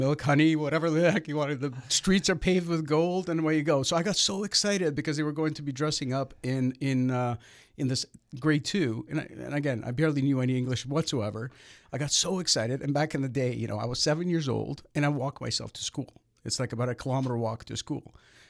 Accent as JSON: {"language": "English", "town": "Toronto", "region": "Ontario", "country": "Canada", "tie": "born or raised there", "said": "I grew up in the Russian area of North Toronto near Bathurst and Steeles area."}